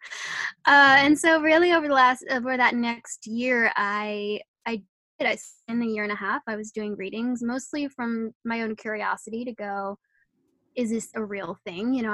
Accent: Netherlands; moved away; I'm originally from the Netherlands

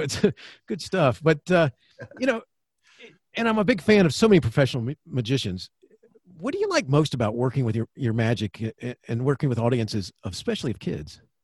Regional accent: Florida, United States; I grew up in Florida.

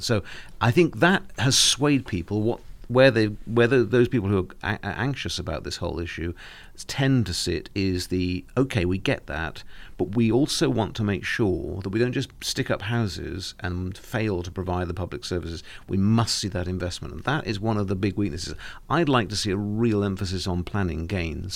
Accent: Cornwall, South West England, United Kingdom; I'm Cornish

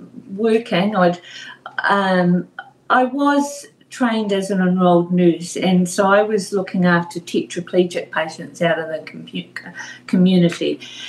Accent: Tauranga, Bay of Plenty, New Zealand

